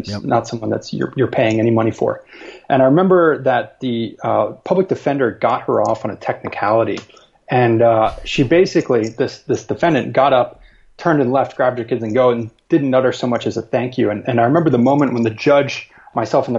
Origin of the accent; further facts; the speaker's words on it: Rhode Island, United States; moved away as an adult; also born or lived in Boston, United States; now in Asia (Hong Kong, Singapore, Thailand); I grew up in Rhode Island